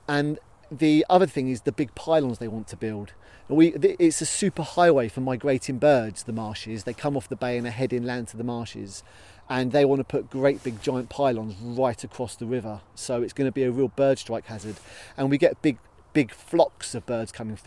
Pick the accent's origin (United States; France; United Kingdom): United Kingdom; Minster, South East England; I grew up in Minster